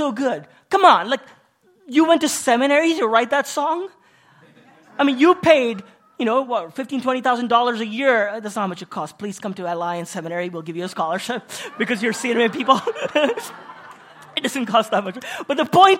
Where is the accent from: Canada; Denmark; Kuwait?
Kuwait; moved away as an adult; also born or lived in India; I'm Indian, but I was born and raised in Kuwait